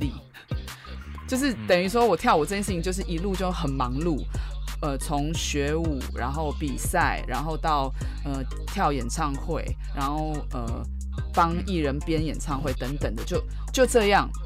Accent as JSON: {"language": "Chinese", "region": "Taipei", "country": "Taiwan", "tie": "born or raised there", "said": "我自己从在台北长大"}